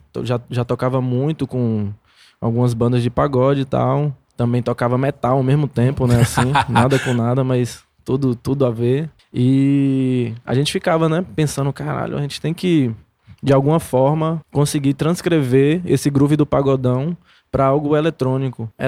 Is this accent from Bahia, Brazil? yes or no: yes; Paulo Afonso, Bahia, Brazil; now in Salvador, Brazil; Eu sou de Paulo Afonso, né?